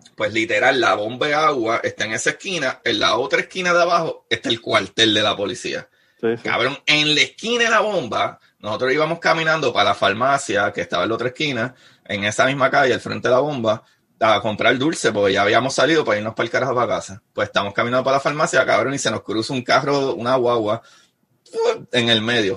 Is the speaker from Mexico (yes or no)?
no; Bayamón, Puerto Rico; also born or lived in Río Hondo, Puerto Rico; now in Florida, United States; yo soy de Bayamón